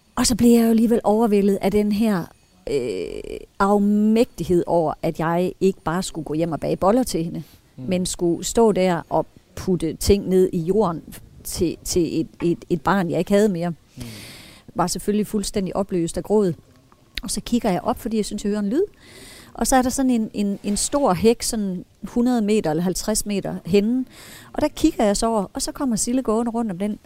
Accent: Brovst, North Denmark Region, Denmark; Jeg er født i Brost

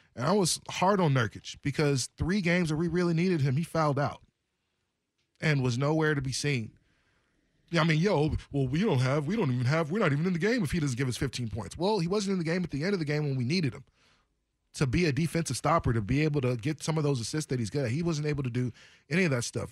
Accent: Portland area, Oregon, United States; Oaks Park skating rink. We didn't really go to Skate World too much in Gresham

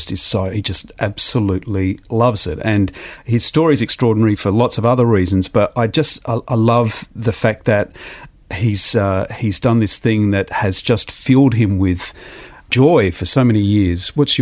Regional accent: Adelaide, South Australia, Australia; Adelaide, my hometown in Australia

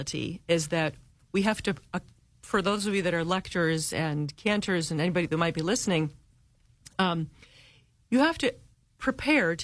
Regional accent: United States; English-speaking, lazy, I think, Americans

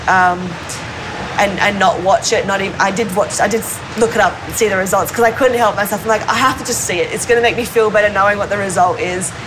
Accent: Gold Coast, Queensland, Australia; also born or lived in Sydney, Australia; we moved from Sydney to um, the Gold Coast

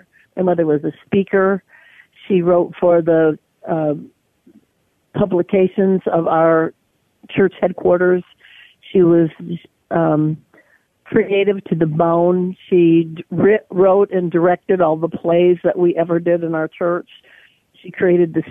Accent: Battle Creek, Michigan, United States; moved away as an adult; now in Indiana, United States; I'm from Michigan

